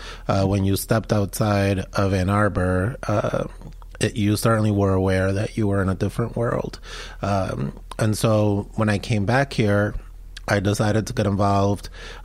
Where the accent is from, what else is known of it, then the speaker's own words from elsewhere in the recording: Medellin, Antioquia, Colombia; now in United States; when I was growing up in Medellin, Colombia, Medellin was the most violent city in the world at that time.